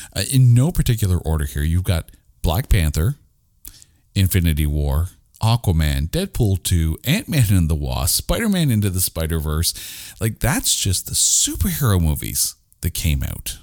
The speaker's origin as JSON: {"language": "English", "country": "Canada", "said": "we're Canadian"}